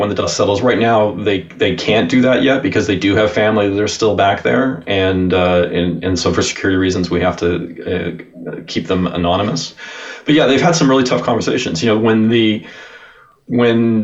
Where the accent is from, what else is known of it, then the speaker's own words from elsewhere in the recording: Sherwood Park, Alberta, Canada; I grew up in Sherwood Park